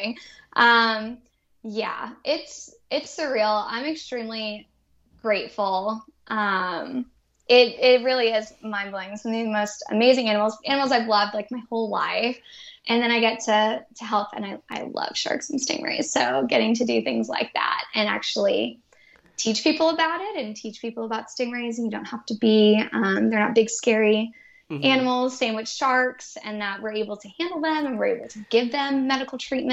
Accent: Boston, Massachusetts, United States; moved away as an adult; also born or lived in Galveston, Texas; I'm originally from Boston.

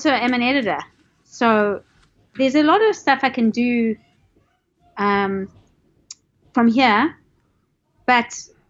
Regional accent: South Africa; moved away as an adult; also born or lived in Los Angeles, United States; now in Tampa Bay area, United States; I'm from South Africa.

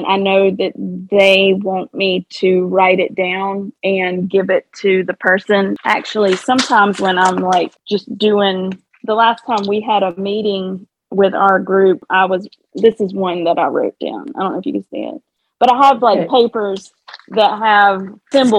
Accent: the South, United States; accent: Southern twang; I have I have a Southern twang

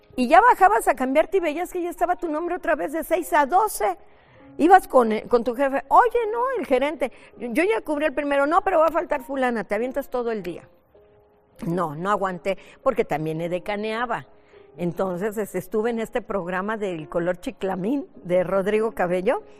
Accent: Veracruz, Mexico; moved away as an adult; now in Mexico City, Mexico; nací en Veracruz, Veracruz, en el heroico puerto de Veracruz. Viví hasta los 18 años allá, 17 más o menos. Y ya luego este, me vine a vivir a la Ciudad de México

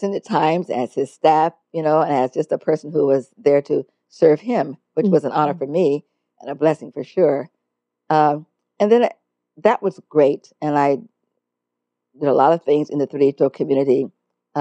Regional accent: Los Angeles, California, United States; also born or lived in New York; I was born and raised right here in Los Angeles

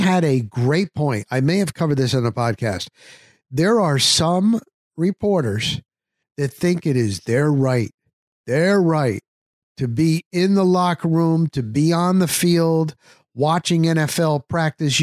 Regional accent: North New Jersey, United States; moved away as an adult; also born or lived in Denver; now in Florida, United States; formerly from New Jersey, and then New York, New Jersey metropolitan area, North New Jersey

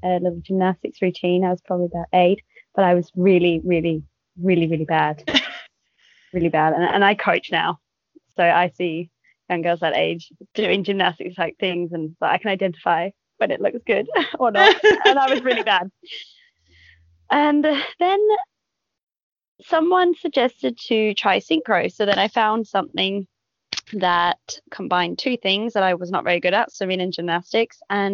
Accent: Sydney, New South Wales, Australia; now in Perth, Australia; I grew up in Sydney, and I moved here for the Olympics.

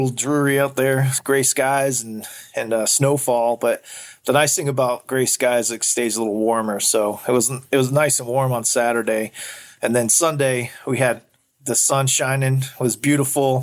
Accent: Arizona, United States; now in Anchorage, United States; I'm originally from Arizona

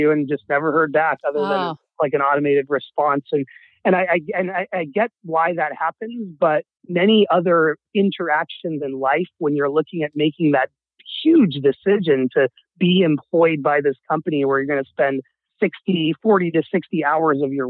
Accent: Seattle, Washington, United States; also born or lived in Wichita, Kansas; I was born in Kansas and I moved to Seattle

